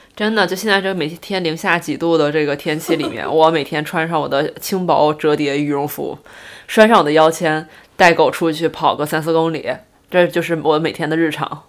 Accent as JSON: {"language": "Chinese", "region": "Northeast China", "country": "China", "said": "作为一个东北人从来没有去滑过雪"}